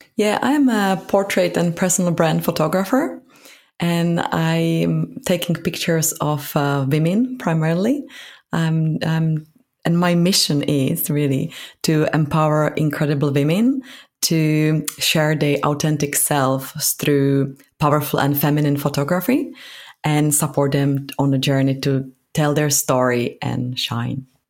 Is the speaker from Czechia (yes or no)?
yes; Prague, Czechia; moved away as an adult; now in London, United Kingdom; So I'm from Prague, from Czech Republic